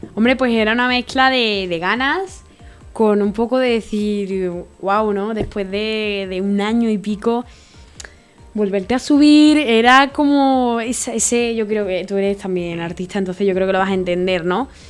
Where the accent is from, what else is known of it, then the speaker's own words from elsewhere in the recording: Málaga, Andalusia, Spain; also born or lived in Córdoba; por mi comunidad autónoma, yo soy de Málaga